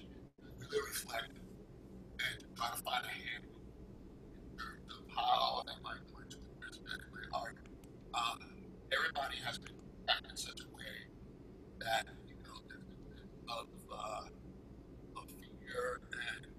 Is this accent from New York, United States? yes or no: yes; New York City, New York, United States; I was born and raised in Brooklyn.